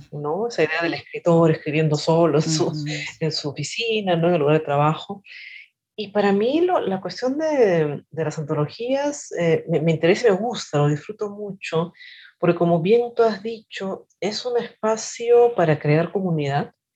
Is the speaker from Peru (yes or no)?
yes; Peru; Yo nací en Perú, estudié literatura en la Universidad Nacional Mayor de San Marcos